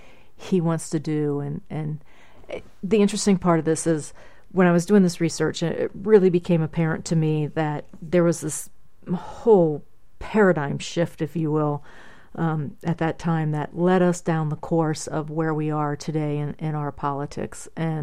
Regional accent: Middletown, Ohio, United States; And I'll be having some in my hometown of Middletown, Middletown, Ohio, at various places there.

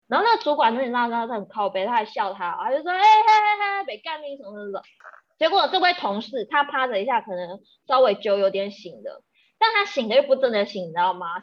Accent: Taiwan; 我们台湾人，就是也，也，有，有比较不好的饮酒文化

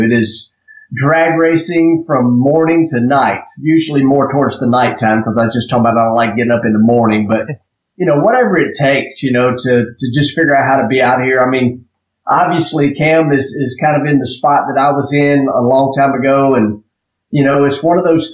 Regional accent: Drummonds, Tennessee, United States; I grew up in Drummond's, Tennessee. I still live in Drummond's, Tennessee

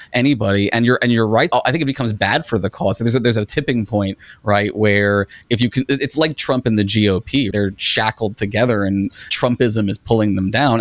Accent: United States; as an American

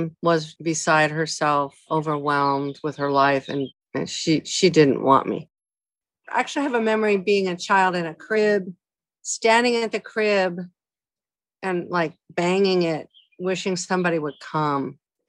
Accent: Aurora, Colorado, United States; So I grew up in Aurora, in a little house on Worcester Street.

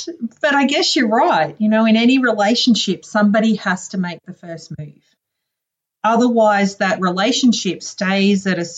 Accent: Townsville, Queensland, Australia; I'm originally from a town in the very, very north of Australia called Townsville, and it's actually up on the northeast coast near the Great Barrier Reef.

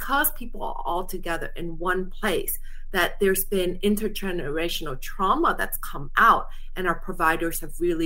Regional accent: Bay Area, California, United States; also born or lived in Vietnam; came here right before I turned 5. And I grew up in the Bay Area

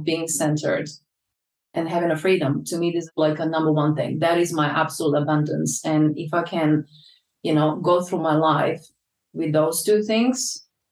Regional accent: Croatia; also born or lived in London, United Kingdom; now in Ibiza, Spain; I lived through that in my hometown in 1991

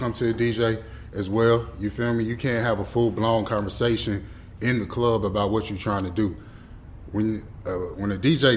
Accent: Atlanta, Georgia, United States; moved away as an adult; also born or lived in Detroit, Michigan / Cincinnati, Ohio; I was born in the D. Okay. I was raised out here in Atlanta, on the north side to be exact

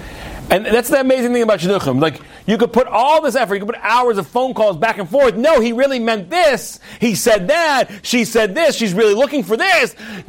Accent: Australia; now in Netherlands; I'm right here. I'm in this part of the world. I'm from Australia, but now I'm in Holland, right?

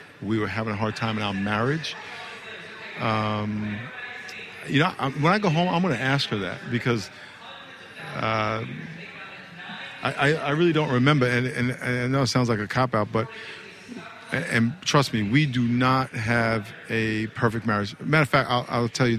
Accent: New York, United States; now in California, United States; I'm from New York

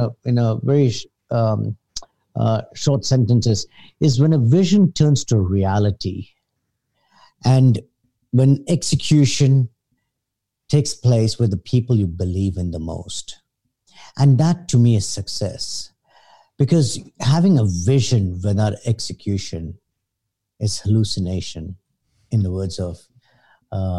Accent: Hong Kong; I was born in Hong Kong. Lived all my life here except for high university

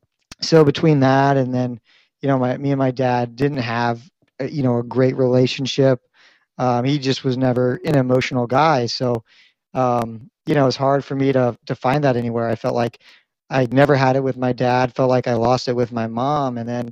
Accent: Virginia, United States; also born or lived in Missouri, United States; So I spent a lot of time in Virginia and Missouri. Those are probably the two most central locations in my life

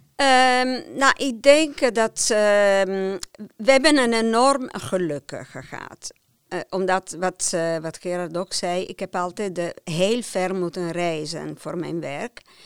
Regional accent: near Turin, Piedmont, Italy; Dutch is a second language; moved away as an adult; now in Netherlands; Ik ben opgegroeid in Piemonte, in de buurt van Turijn

